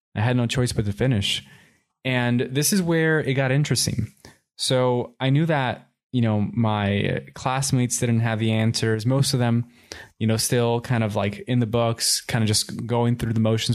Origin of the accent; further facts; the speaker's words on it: Miami, Florida, United States; also born or lived in Puerto Rico; when we moved from Puerto Rico to Miami, I was about two years old. And I was raised in Miami.